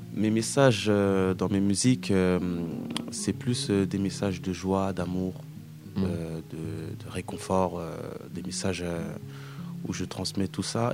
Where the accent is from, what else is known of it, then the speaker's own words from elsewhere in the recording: France; j'ai grandi ici, je suis né ici, en France.